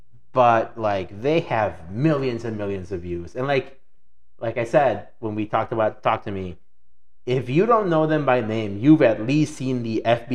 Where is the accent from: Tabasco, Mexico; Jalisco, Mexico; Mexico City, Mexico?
Mexico City, Mexico; moved away; also born or lived in Michoacán; growing up in Mexico, so Mexico City is very much like here.